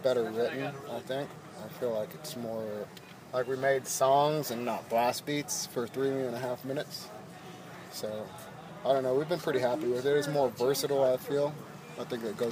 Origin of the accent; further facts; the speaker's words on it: Kansas, United States; I'm from Kansas